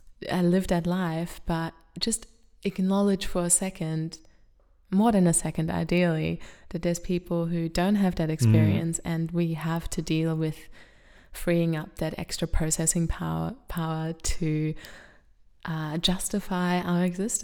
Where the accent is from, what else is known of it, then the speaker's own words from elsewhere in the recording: Australia; it felt like people thought I belonged there until I started to speak with my accent. And then they're like, oh, where are you from?